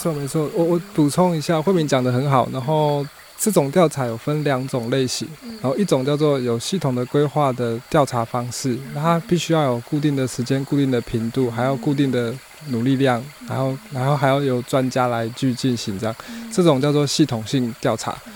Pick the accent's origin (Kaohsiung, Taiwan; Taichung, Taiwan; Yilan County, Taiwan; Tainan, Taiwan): Yilan County, Taiwan; 我是宜兰人